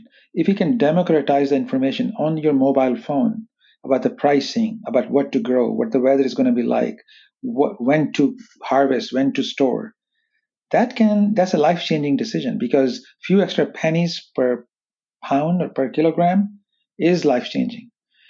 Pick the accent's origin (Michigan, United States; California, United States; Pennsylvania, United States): California, United States; growing up in Silicon Valley, having exposure to artificial intelligence, machine learning, wireless technology security, gave us an unusual advantage